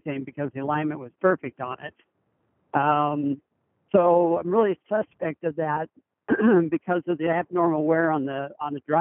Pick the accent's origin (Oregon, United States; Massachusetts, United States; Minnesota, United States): Oregon, United States; Medford; Medford, Oregon